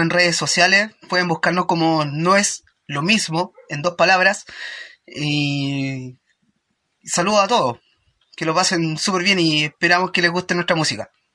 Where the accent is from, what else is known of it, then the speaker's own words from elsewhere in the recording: southern Chile, Chile; Somos una banda de Puerto Chile, del sur de Chile